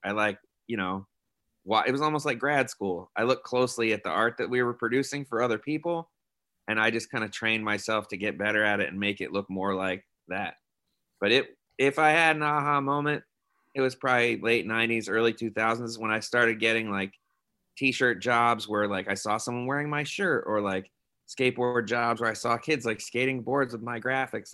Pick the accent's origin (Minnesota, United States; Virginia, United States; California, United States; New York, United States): New York, United States; moved away as an adult; now in San Francisco, United States; I moved here from New York. So I was like three thousand miles from where I grew up